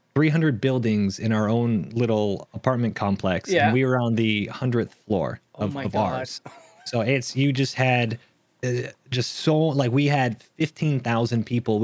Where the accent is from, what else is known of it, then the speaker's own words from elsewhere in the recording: Texas, United States; accent: international American accent; Kind of all over the world. Yeah. I say I kind of grew up in Texas. A lot of people know, you know, I say y'all. I don't have the thickest of accent.